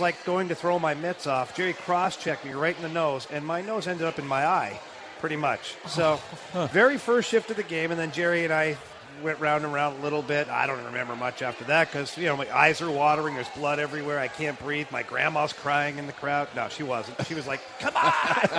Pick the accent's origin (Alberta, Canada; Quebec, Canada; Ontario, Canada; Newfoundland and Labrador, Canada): Ontario, Canada; Ottawa; Montreal Canadiens for us was like the home team because at the time, Ottawa did not have the Senators. So we grew up on the Montreal Canadiens and the Toronto Maple Leafs